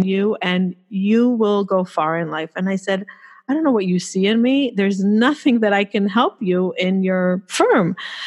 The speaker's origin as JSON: {"language": "English", "town": "Jerusalem", "region": "Jerusalem District", "country": "Israel", "tie": "born or raised there", "also_born_or_lived": "United States", "moved": "as an adult", "lives_now": "New York, United States", "said": "I was born in the States, but I moved to Israel. I grew up in Israel. I moved there when I was 2 years old."}